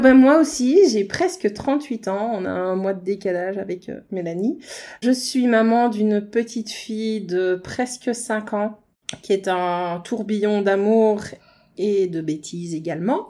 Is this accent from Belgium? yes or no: yes; Liège, Wallonia, Belgium; Nous venons toutes les deux de Liège